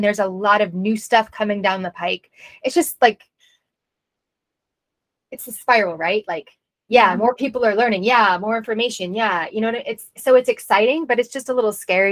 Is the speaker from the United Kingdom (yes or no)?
no; Northern Virginia, United States; I grew up in Northern Virginia where I spent most of my childhood